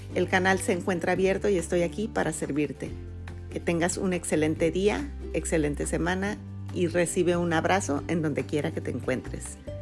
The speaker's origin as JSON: {"language": "Spanish", "country": "Mexico", "first_language": "Spanish", "moved": "as an adult", "said": "mi México, pues no, no voy a sufrir eso porque nunca lo viví, porque soy nativa"}